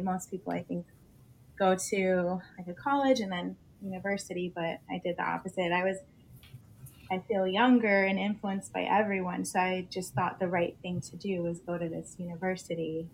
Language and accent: English; South Florida, United States; I was born here in South Florida. I'm 28 years old. Um, I grew up down here